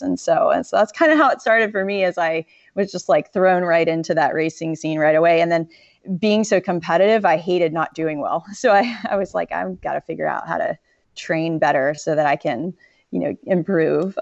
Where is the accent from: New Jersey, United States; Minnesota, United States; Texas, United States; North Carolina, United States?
North Carolina, United States; Western; also born or lived in Florida; I really grew up, my formative years were more in Western North Carolina